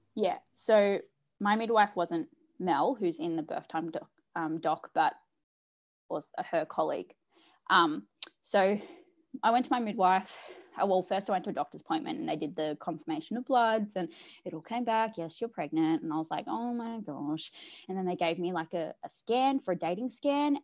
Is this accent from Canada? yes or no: no; South Coast, New South Wales, Australia; I'm from the South Coast, uh, New South Wales in Australia